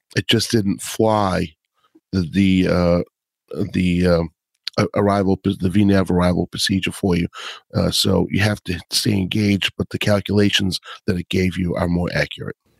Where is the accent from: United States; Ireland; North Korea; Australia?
United States; Boston, Massachusetts; accent: Boston; my Boston accent